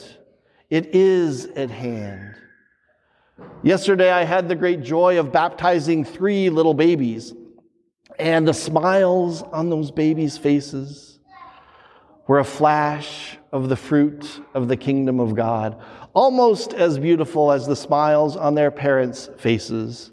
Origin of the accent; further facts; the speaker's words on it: southeast Wyoming, United States; moved away as an adult; now in Wisconsin, United States; I'm from Wyoming, and if you're in Wyoming, nothing grows. Nothing grows. If you've been there, especially the Red Desert or the southeast corner where I'm from